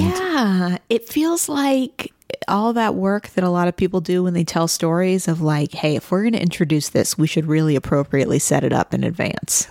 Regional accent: Midwest, United States; I am from the Midwest.

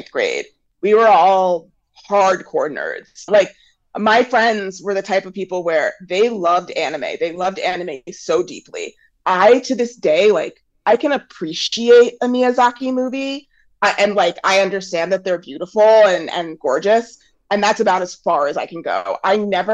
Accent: Maplewood, New Jersey, United States; I grew up in Maplewood, New Jersey

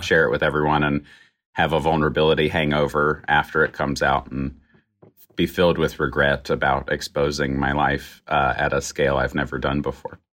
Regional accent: Roanoke, Virginia, United States; Roanoke, Virginia

